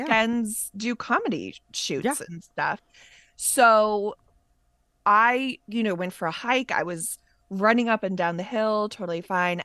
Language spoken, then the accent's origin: English; Massachusetts, United States; moved away; also born or lived in New York; we're both from Massachusetts